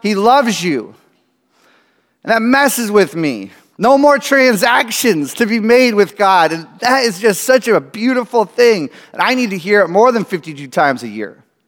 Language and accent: English; United States; I grew up in America